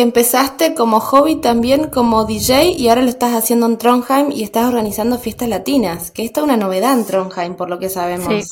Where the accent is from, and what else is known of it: Argentina; moved away; also born or lived in Germany